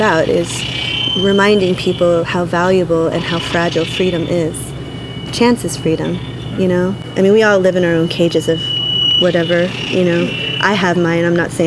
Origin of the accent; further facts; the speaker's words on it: United States; first language English; I grew up in English. My first sound was in America. Hearing my first sound was in America